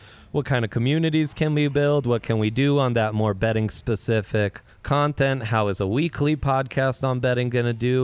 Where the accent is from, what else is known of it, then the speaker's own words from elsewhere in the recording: Italy; moved away as an adult; also born or lived in Lakewood, Colorado; now in Colorado, United States; I grew up in Italy. That's where my dad's from. But my mom's from here in Lakewood